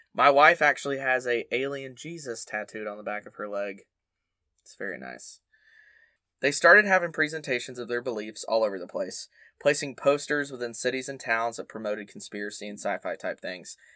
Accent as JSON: {"language": "English", "region": "the South", "country": "United States", "tie": "born or raised there", "said": "growing up in the South as a Baptist kid"}